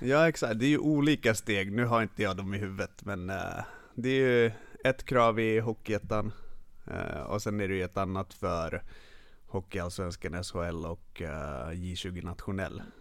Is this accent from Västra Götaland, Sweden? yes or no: no; Stockholm, Stockholm County, Sweden; first language Finnish; Swedish is a second language; jag är född i Stockholm, uppvuxen här. Men finska är mitt modersmål.